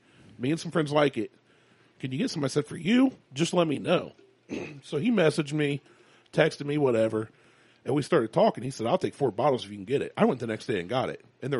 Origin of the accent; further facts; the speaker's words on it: United States; I'm an American